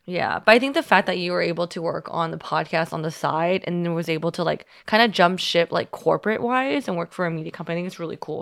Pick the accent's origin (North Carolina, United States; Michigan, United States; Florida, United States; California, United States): California, United States; Union City; moved away; I'm from Union City.